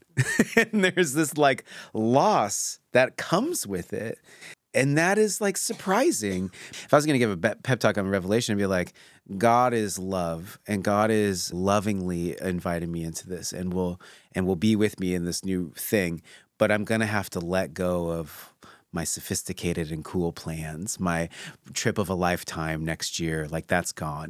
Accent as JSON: {"language": "English", "region": "Pacific Northwest", "country": "United States", "tie": "born or raised there", "said": "I grew up in the Pacific Northwest"}